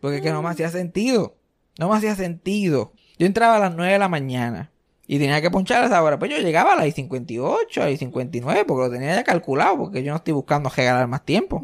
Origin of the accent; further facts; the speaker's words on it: Puerto Rico; now in Texas, United States; yo soy el puertorriqueño que se pasa constantemente hablando de Puerto Rico